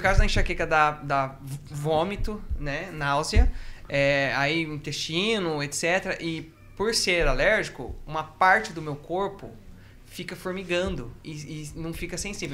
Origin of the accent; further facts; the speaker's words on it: Brazil; moved away; also born or lived in Matinhos, Paraná; nós voltamos para onde a gente morava, que era uma ilha. Que ficava. Uma ilha? Uma ilha, que ficava. Que fica, na verdade, no Rio Paraná.